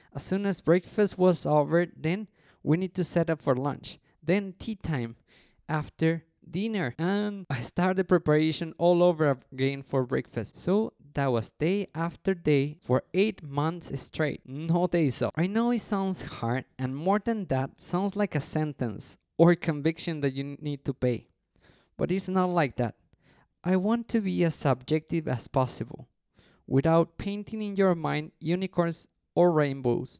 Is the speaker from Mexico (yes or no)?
yes; Mexico City, Mexico; first language Spanish; English is a second language; also born or lived in Cancun; I'm from Mexico City, from a pretty place called Coyoacán.